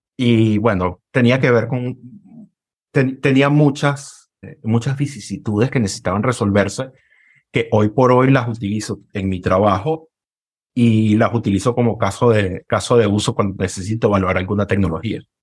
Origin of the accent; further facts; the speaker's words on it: Caracas, Capital District, Venezuela; moved away; Vengo de Caracas, Venezuela